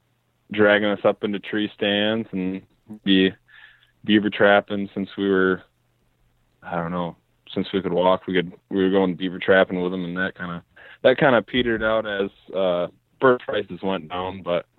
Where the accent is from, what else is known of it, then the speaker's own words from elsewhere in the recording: Zeeland, Michigan, United States; Yeah. I was born in Zeeland.